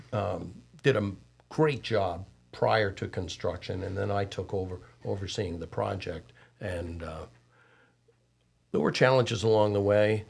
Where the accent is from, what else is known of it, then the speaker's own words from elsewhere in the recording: Syracuse, New York, United States; now in Cornelius, United States; I'm from Syracuse